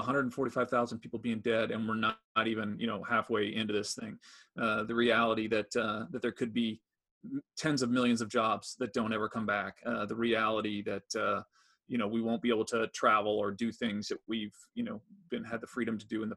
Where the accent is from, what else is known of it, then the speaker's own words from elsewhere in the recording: United States; as Americans